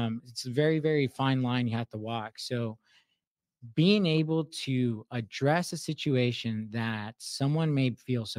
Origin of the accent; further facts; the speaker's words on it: Southern California, United States; moved away; I'm coming from Southern California